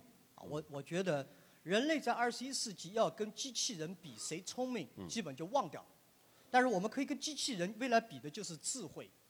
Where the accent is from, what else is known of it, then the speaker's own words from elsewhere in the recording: China; 但是我是一个中国人，我对儒释道，我从儒释道思想里面学到了很多这些创新。